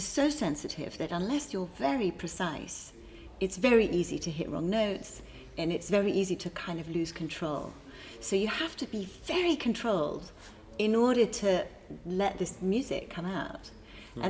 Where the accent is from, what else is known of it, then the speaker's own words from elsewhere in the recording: England, United Kingdom; now in United States; I come from England, actually. Grew up there.